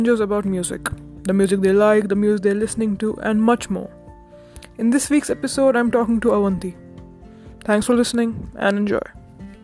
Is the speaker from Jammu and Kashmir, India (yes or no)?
yes; Srinagar, Jammu and Kashmir, India; also born or lived in Saudi Arabia; I'm from Srinagar and I'm currently home because my college classes are not happening.